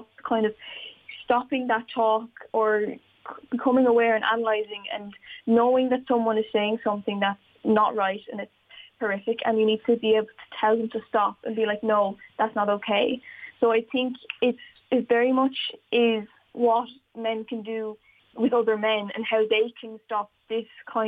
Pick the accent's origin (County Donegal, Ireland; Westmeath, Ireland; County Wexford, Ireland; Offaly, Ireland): County Wexford, Ireland; Wexford; I see a lack of female leadership in Wexford sometimes when I look around, and especially when I was growing up